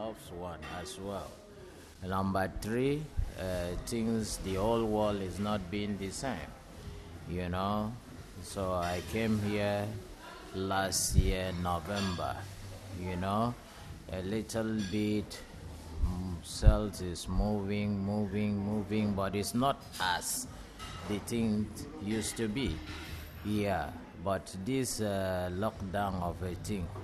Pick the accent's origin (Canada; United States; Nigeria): Nigeria; Calabar, Cross River; moved away as an adult; now in South Africa; I'm from Nigeria as well. I'm from Calabar